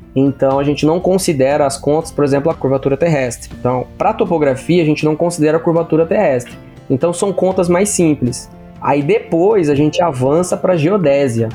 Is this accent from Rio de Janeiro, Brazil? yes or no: no; Pirapozinho, São Paulo, Brazil; eu sou da cidade de Pirapozinho, São Paulo, interior de São Paulo